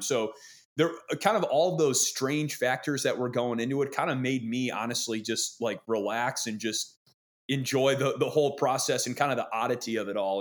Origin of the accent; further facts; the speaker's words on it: Wisconsin, United States; I grew up in Wisconsin